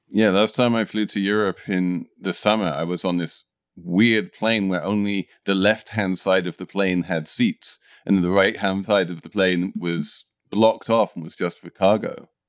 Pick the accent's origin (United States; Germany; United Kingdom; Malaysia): United Kingdom; As a Brit